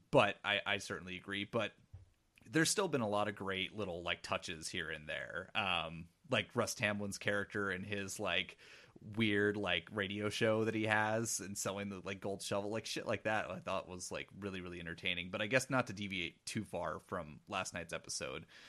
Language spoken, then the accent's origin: English; Pacific Northwest, United States; growing up in the Pacific Northwest, like, I, I live currently forty minutes away from, uh, where Twin Peaks is shot